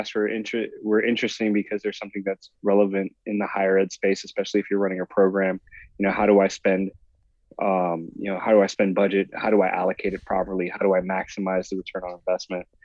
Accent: Puerto Rico; now in San Diego, United States; I grew up in Puerto Rico as a kid

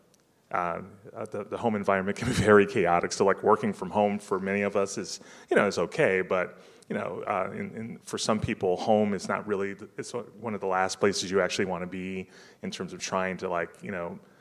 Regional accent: Detroit, Michigan, United States; also born or lived in Texas; now in Austin, United States; the other one is in Detroit, which is my hometown. So that's why I'm kind of bullish on them, because I'm a native Michigander living in Texas

